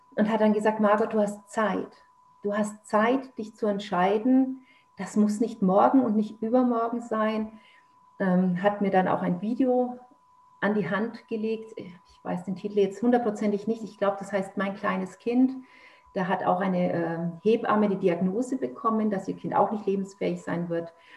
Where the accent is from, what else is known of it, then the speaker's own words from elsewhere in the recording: Nuremberg, Bavaria, Germany; now in Lower Saxony, Germany; ich komme ursprünglich aus Nürnberg, lebe jetzt aber hier in Niedersachsen